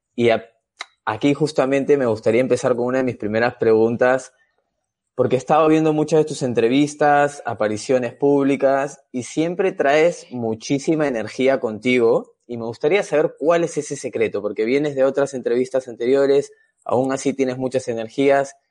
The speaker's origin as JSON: {"language": "Spanish", "country": "Peru", "tie": "born or raised there", "moved": "as an adult", "lives_now": "Spain", "said": "yo soy eh, peruano de nacimiento, vivo aquí en, España hace un poco más de 10 años"}